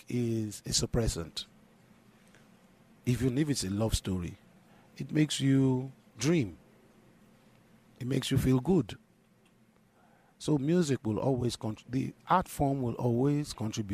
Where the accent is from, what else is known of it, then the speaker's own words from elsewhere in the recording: Nigeria; As a Nigerian